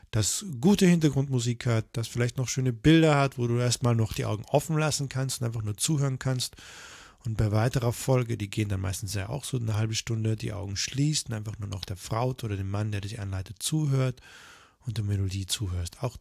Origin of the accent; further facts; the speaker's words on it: Tyrol, Austria; ich war ja damals noch auch auf den Tirol, ich komme ja auch aus Tirol.